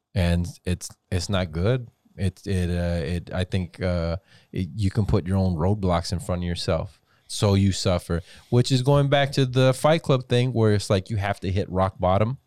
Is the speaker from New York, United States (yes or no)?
no; Weslaco, Texas, United States; growing up in the Valley in West Dakota, I can never say, "Oh, I'm Hispanic. Oh, I'm Latino." It was, "You're Mexican."